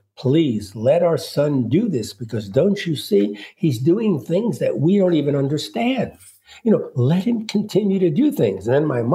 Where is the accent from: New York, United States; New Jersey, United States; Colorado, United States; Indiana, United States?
New York, United States; New York City; I was born in Brooklyn, New York in 1941, my dad spoke no English